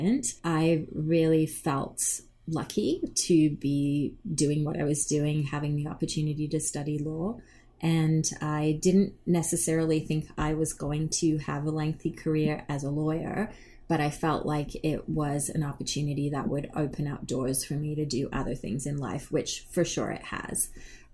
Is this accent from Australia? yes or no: yes; Australia; now in Canada; I grew up in Australia